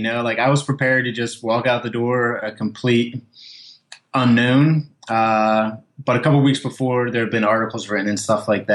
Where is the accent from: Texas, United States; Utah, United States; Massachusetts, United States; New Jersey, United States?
New Jersey, United States; Haddon Township; I was from Haddon Township, the same town as he is